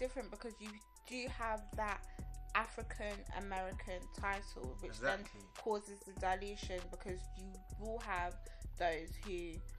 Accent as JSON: {"language": "English", "region": "England", "country": "United Kingdom", "tie": "born or raised there", "said": "I'm English. I was born here. They don't need to know the rest. I was born here. I'm English. I can speak the Queen's English. Therefore, my mannerisms, the culture I was raised here."}